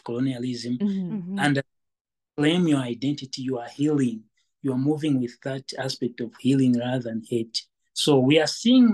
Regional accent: Western Province, Zambia; also born or lived in Lusaka, Zambia / Copperbelt Province, Zambia; I'm one of the people that grew up in the rural setup of Zambia. And I was born actually in Lusaka. And when I was like in grade 2, that's when I went to Western Province to start learning Lozi and other languages

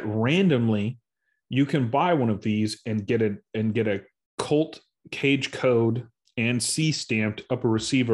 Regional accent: Arizona, United States; now in Houston, United States; I grew up in Arizona

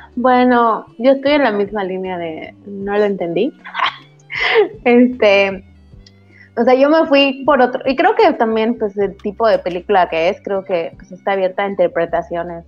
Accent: Yucatán, Mexico; soy yucateca, entonces va como que en mi dialecto.

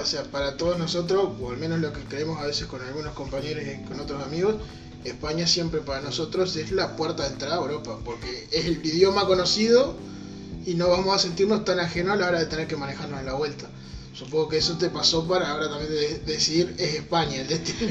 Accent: Uruguay; como uruguayos

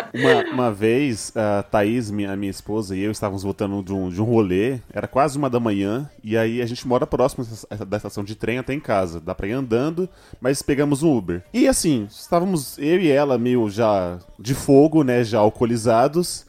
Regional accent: São Paulo, Brazil

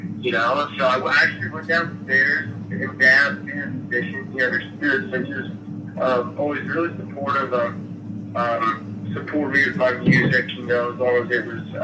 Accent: Casey, Illinois, United States; now in Nashville, United States; I grew up in Casey, Illinois

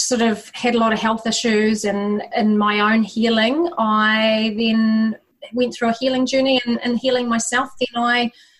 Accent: New Zealand; now in Australia; Originally from New Zealand, but we've been out in New Zealand for 10 years, although you wouldn't know it by my accent.

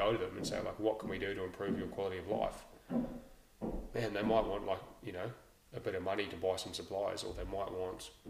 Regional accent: Lower Hutt, Wellington, New Zealand; I grew up in Nainai, Lower Hutt

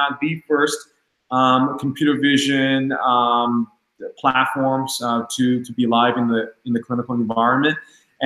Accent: Long Island, New York, United States; I'm from Long Island

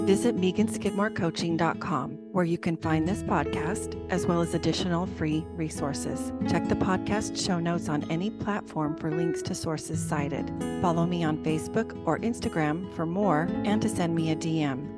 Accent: Arizona, United States; When I was young, growing up in Arizona, we took swimming lessons every single summer

